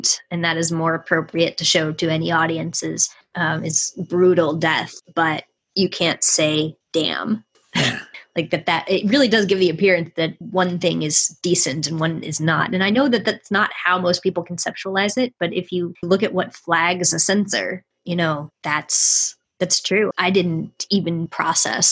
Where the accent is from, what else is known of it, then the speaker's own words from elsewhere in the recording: United States; as an American person